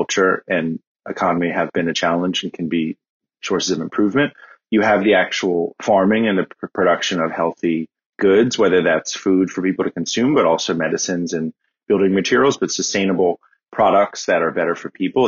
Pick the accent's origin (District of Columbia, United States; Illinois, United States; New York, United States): District of Columbia, United States; Washington; I grew up in Washington, D.C.